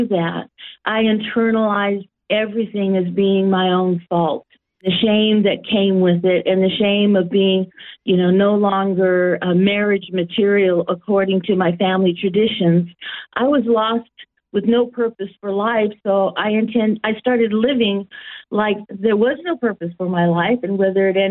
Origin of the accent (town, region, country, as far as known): San Jose, California, United States; born or raised there; now in Australia